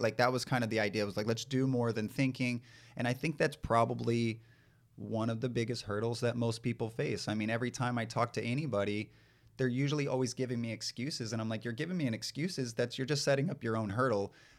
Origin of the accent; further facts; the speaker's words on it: East Texas, United States; moved away as an adult; also born or lived in San Diego / Los Angeles; growing up in East Texas, I grew up in a, a home with four boys